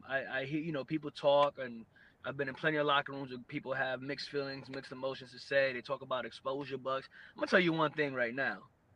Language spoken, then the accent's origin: English; New York, United States; whether it was in pro wrestling or the Marine Corps or growing up in New York.